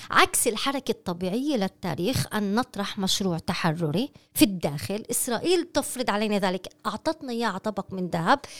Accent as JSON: {"language": "Arabic", "country": "Palestine", "said": "هل نريد كفلسطينيين أن ننتصر على المشروع الكولونيالي أم لا"}